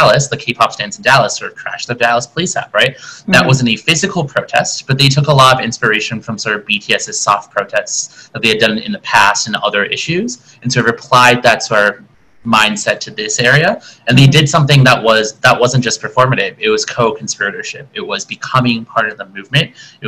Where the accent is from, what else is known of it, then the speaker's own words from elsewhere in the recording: South Korea; also born or lived in Boston / Rhode Island / Washington DC; now in Chicago, United States; originally born and raised in Korea, moved to the States as a 1.5 multiracial generation Korean American